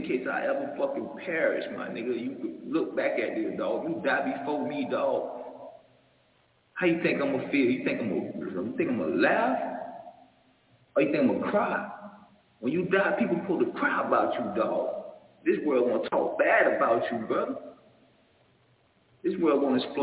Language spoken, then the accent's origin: English; Miami, Florida, United States; I'm from Liberty City. I'm from Old Town